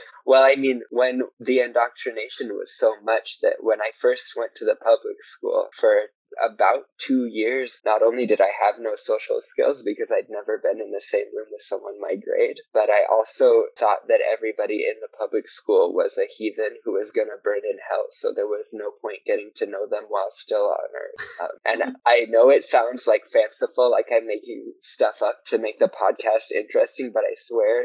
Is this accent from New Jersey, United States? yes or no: no; Madison, South Dakota, United States; moved away as an adult; also born or lived in Fargo, North Dakota; now in Montreal, Canada; I was born in Madison, which is the name of my hometown.